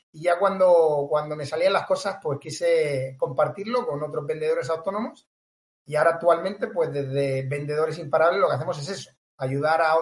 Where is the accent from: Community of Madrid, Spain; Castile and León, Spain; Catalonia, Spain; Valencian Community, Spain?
Catalonia, Spain; Tarragona; now in Cambrils, Spain; Así que yo soy catalán, soy catalán.